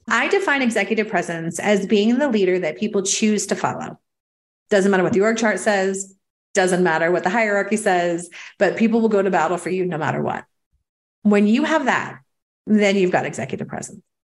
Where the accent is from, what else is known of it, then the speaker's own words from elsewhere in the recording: New York City, New York, United States; I'm a New Yorker